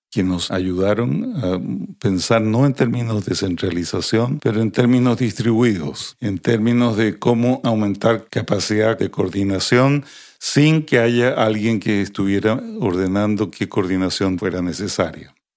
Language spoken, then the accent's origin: Spanish; Santiago, Santiago Metropolitan Region, Chile; born or raised there; also born or lived in Bolivia